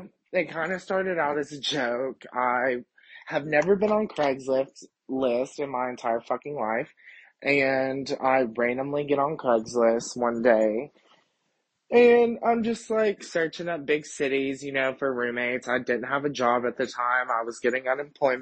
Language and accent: English; Kentucky, United States; moved away as an adult; also born or lived in Dallas, Texas; I'm from Kentucky, born and raised